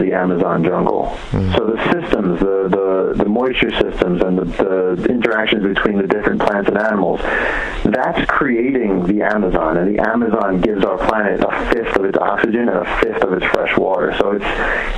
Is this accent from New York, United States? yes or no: yes; New York, United States; I grew up in New York